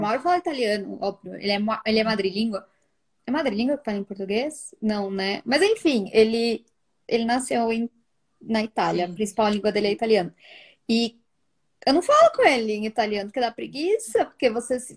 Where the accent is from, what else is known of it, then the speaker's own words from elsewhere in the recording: Guarulhos, São Paulo, Brazil; moved away as an adult; also born or lived in Milan, Italy; now in Italy; a gente veio do Guarulhos, São Paulo